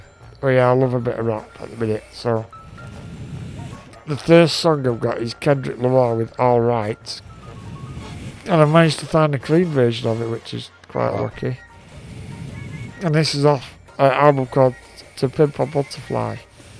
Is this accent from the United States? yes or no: no; United Kingdom; I'm a British female rapper, actually.